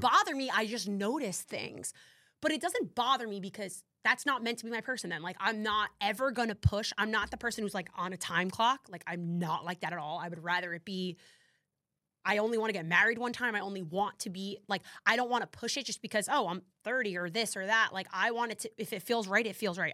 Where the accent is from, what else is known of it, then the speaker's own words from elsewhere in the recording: New Jersey, United States; I'm from Jersey